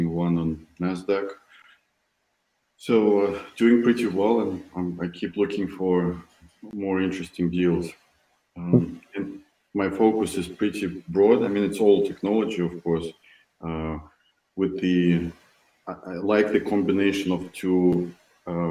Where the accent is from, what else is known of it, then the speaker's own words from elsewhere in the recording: Moscow, Russia; moved away as an adult; now in Silicon Valley, United States; I'm originally from Moscow, Russia. I moved to Silicon Valley 6 years ago.